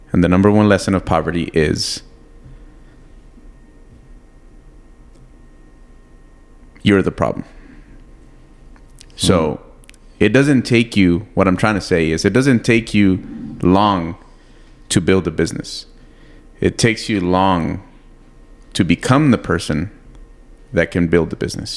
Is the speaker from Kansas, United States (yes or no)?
no; San Elizario, Texas, United States; we also are building a fitness facility back in my hometown in San Eli.